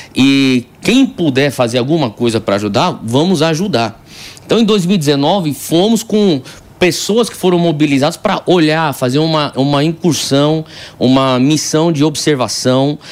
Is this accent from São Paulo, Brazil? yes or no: yes; São Paulo, Brazil; eu sou nascido e criado aqui em São Paulo.